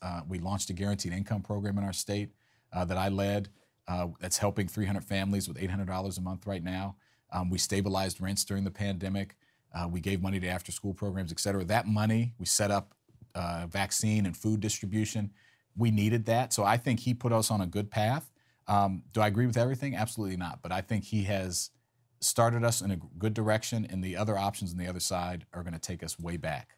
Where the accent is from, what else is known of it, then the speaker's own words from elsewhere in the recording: Maryland, United States; I'm homegrown. Look, born and raised in Maryland